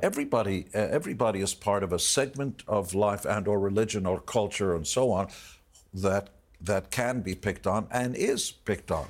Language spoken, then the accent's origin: English; Israel; I was born in Israel.